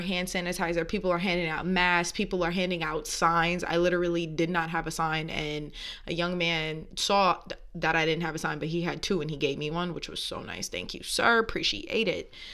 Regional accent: New York, United States; moved away; growing up in New York is a different take

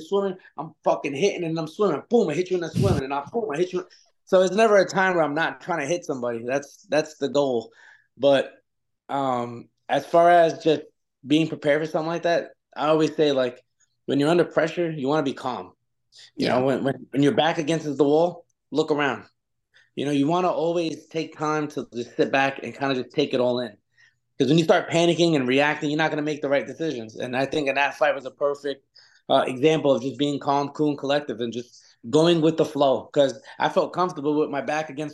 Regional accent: New York City, New York, United States; moved away as an adult; now in Hickory, United States; I am from Brooklyn, New York. I live in Hickory, North Carolina

